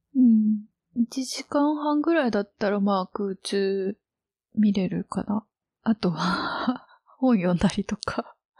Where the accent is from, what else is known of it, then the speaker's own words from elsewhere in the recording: Osaka, Japan; moved away; 地元が大阪